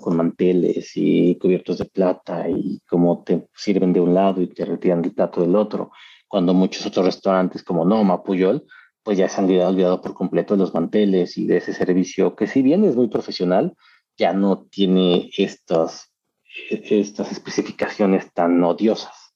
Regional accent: Mexico; moved away as an adult; now in Australia; seguiré siendo mexicano y tener el pasaporte australiano

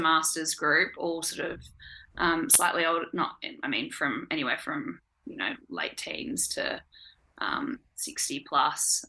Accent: Perth, Western Australia, Australia; moved away as an adult; now in Hobart, Australia; I'm uh, from Perth originally, but I've been living here for the past year

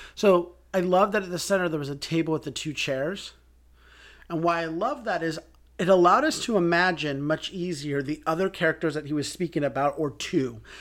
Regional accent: United States; growing up in America

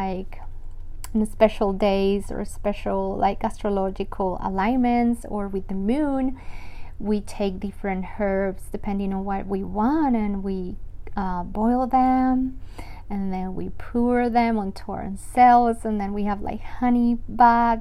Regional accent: Medellín, Antioquia, Colombia; moved away as an adult; I was born in Colombia, full Colombian, and I was born in Medellin. So you might not know the name of my city

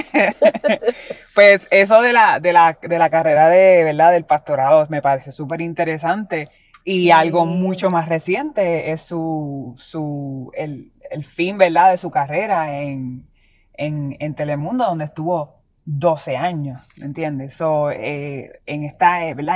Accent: Puerto Rico; como puertorriqueños

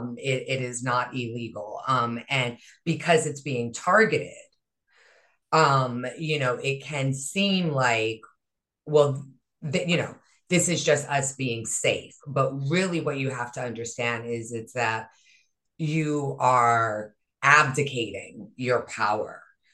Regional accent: Hawaii, United States; also born or lived in Northeast United States; now in Northeast, United States; I was raised in Hawaii, right? I live in, you know, in the Northeast

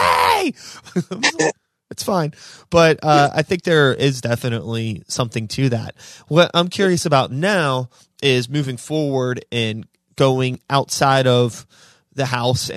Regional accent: Pittsburgh, Pennsylvania, United States; I grew up in Pittsburgh. Yeah. So I've always lived in the city proper

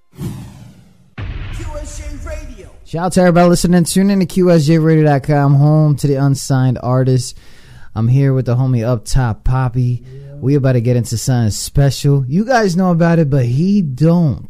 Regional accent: New York City, New York, United States; moved away; I'm from New York, I'm from the Bronx

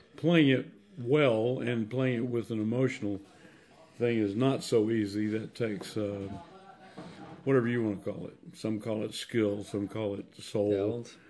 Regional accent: Anniston, Alabama, United States; I'm from Anniston, Alabama.

